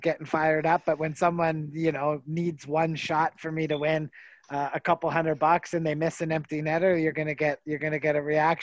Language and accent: English; Canada; where I'm from